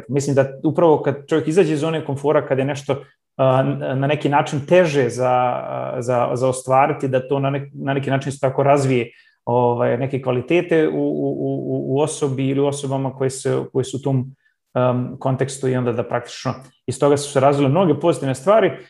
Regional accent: Banja Luka, Republika Srpska, Bosnia & Herzegovina; moved away as an adult; also born or lived in Graz, Austria / Zurich, Switzerland / Johannesburg, South Africa / San Francisco, United States; now in Hamburg, Germany; uh, uh živim u Njemačkoj, u Hamburgu, uh, a porijeklom sam iz Banja Luke. Znači, rodio sam se u Banja Luci, uh, sa 20, 21 godinom sam otišao za Austriju sa namjerom da se vratim.

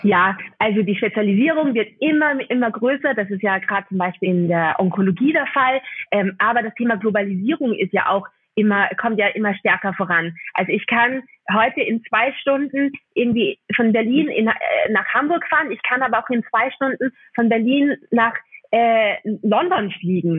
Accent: Austria; accent: Austrian; ich bin eigentlich Österreicherin, das hört man vielleicht durch den Podcast ein bisschen

